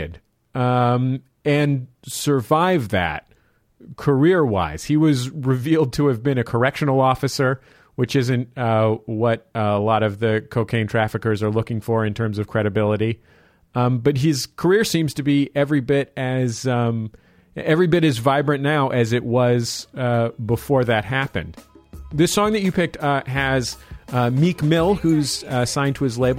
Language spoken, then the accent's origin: English; San Francisco, California, United States; my hometown of San Francisco